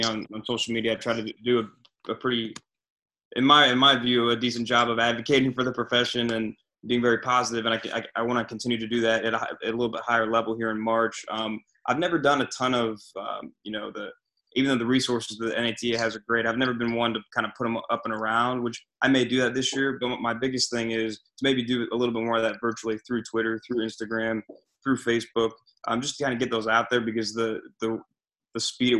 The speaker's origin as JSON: {"language": "English", "region": "Ohio", "country": "United States", "said": "I'm from Ohio"}